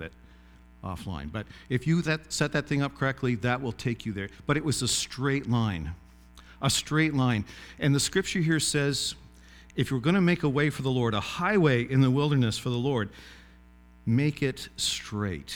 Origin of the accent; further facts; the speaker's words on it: Glenwood, Nova Scotia, Canada; moved away; my hometown, which was a village of about 50 people called Glenwood